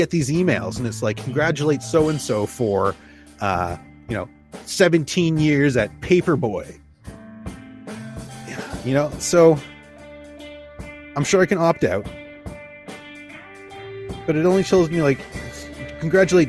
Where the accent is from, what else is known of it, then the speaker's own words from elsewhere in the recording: Canada; we are Canadian